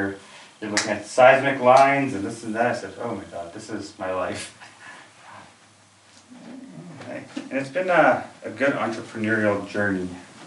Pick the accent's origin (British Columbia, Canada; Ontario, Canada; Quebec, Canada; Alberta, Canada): Alberta, Canada; Calgary; In Calgary, yeah. I went to... I grew up in the Northeast, just like most immigrants. Whitehorn, and then I went to move to the Northwest.